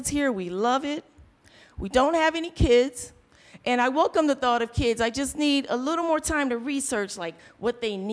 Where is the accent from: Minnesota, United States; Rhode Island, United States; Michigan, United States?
Michigan, United States; Detroit; I grew up in Detroit. And when I was little, we had 7-Eleven stores everywhere